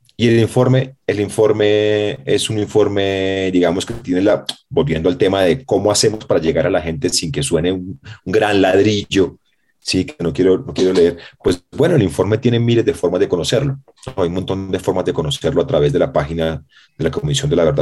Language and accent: Spanish; Colombia; como colombiano